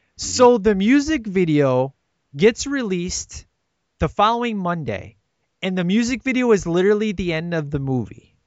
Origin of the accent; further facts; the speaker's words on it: Chicago, Illinois, United States; one of my great friends in Chicago. Uh, I grew up with this guy, went to church forever